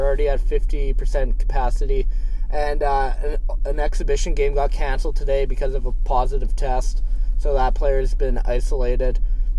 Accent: Canada; I mean, as any Canadian fan, I would say like Eberle's goal.

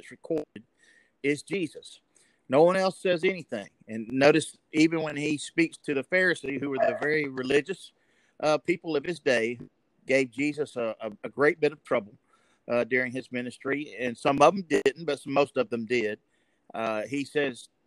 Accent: Enterprise, Alabama, United States; I'm now pastor at Lee Street Baptist Church in Enterprise, Alabama, my hometown

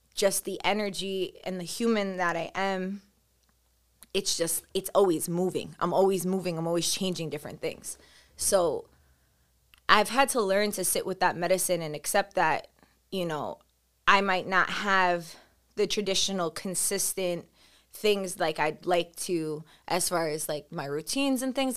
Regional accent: New York City, New York, United States; Growing up on Staten Island, I felt like I was one of the, I didn't know a lot of Colombian people

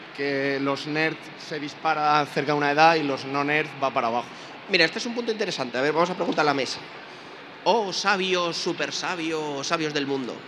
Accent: Toledo, Castilla-La Mancha, Spain; yo soy de Toledo

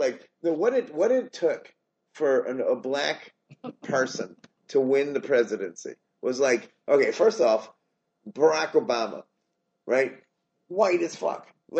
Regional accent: United States; As a minority growing up in America

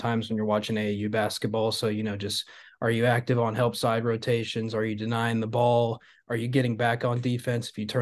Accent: Kentucky, United States; I'm from the Kentucky area

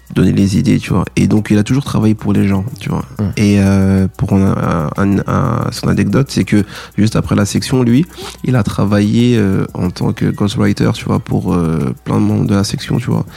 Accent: Paris, Île-de-France, France; je viens de Paris

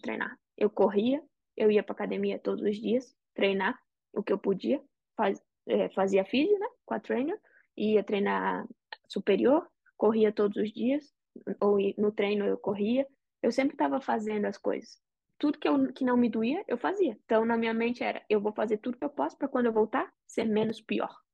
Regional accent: Brazil; now in United States; a gente é brasileiro.

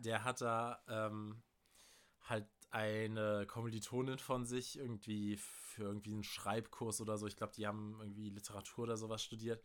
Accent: Germany; als Deutscher

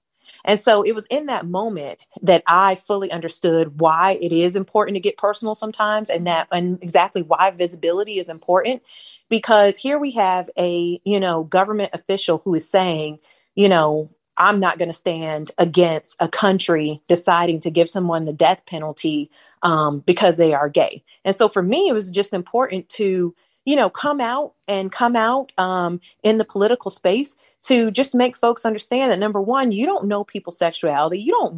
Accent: St. Petersburg, Florida, United States; also born or lived in Lakeland, Florida / Gainesville, Florida; So I grew up in St. Petersburg. And then when I was in the seventh grade, my dad got an opportunity to pastor a church in Lakeland, Florida. So we moved to Lakeland

